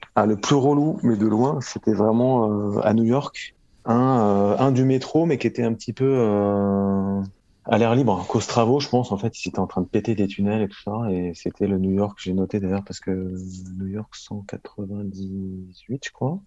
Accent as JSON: {"language": "French", "town": "Paris", "region": "Île-de-France", "country": "France", "tie": "born or raised there", "said": "Je suis né à Paris, j'ai grandi à Paris."}